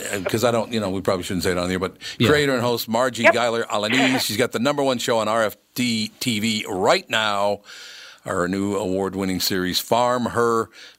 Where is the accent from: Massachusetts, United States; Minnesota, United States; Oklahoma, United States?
Minnesota, United States; I was born and raised in Minnesota.